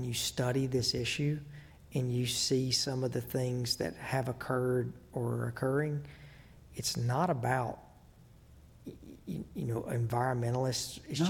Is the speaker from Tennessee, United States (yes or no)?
yes; Monteagle, Tennessee, United States; I grew up hunting. I mean, I grew up in Mont Eagle, Tennessee. I grew up hunting. I grew up fishing. I grew up in the outdoors.